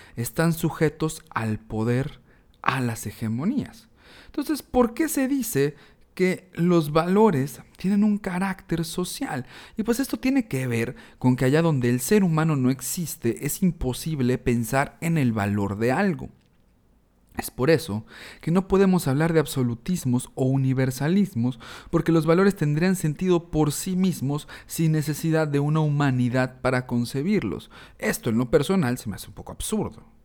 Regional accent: Mexico; reflexionándonos como mexicanos, eh, reflexionando nuestra identidad

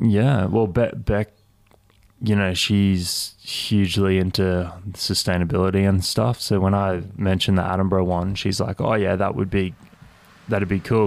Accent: Cairns, Queensland, Australia; moved away; I grew up in Cairns

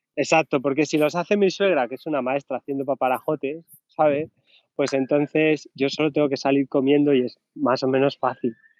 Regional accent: Region of Murcia, Spain; si digo la primera frase en inglés, ya saben que soy murciano.

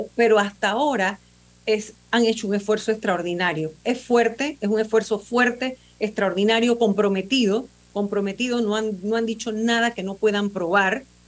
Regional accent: Panama; somos todos los panameños

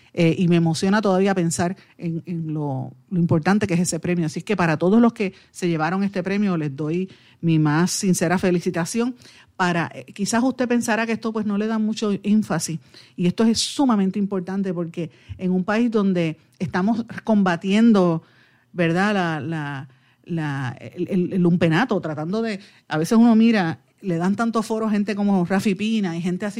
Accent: Guaynabo, Puerto Rico; soy de, Guaynabor.

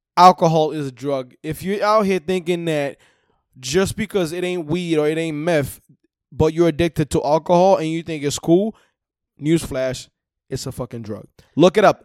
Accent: Haiti; moved away; I'm from Haiti

